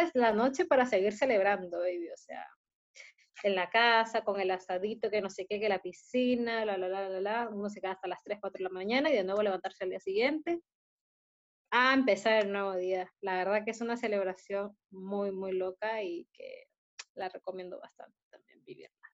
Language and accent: Spanish; Peru; now in Chile; Yo, como peruana